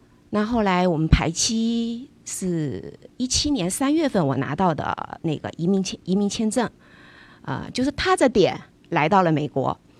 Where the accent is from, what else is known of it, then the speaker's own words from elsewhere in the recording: Changsha, Hunan, China; moved away as an adult; now in Los Angeles, United States; 因为我呢，祖籍是福州，跟自由军算个老乡，但是呢，整个出生经历挺复杂的。小时候父母亲是在湖南工作，所以我出生在湖南长沙